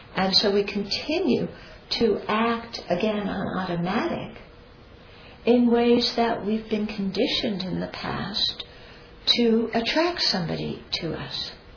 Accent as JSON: {"language": "English", "country": "United States", "said": "I'm American"}